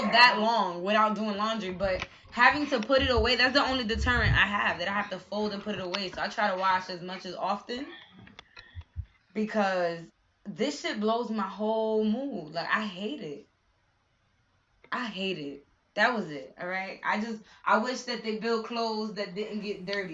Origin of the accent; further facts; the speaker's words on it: New York City, New York, United States; I'm from Bed Stuy and I also grew up in a house with a garage